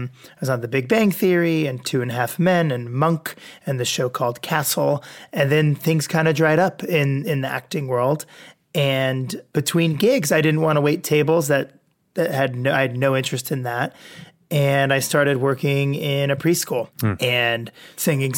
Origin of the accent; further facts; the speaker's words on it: Westfield, New Jersey, United States; now in Southern California, United States; I'm from Westfield, New Jersey. I grew up over there, Central Jersey, North Jersey area.